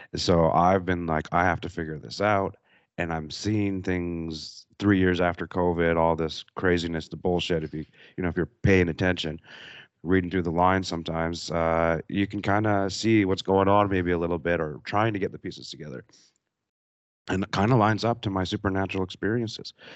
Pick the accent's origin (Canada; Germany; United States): Canada; moved away; I'm from Canada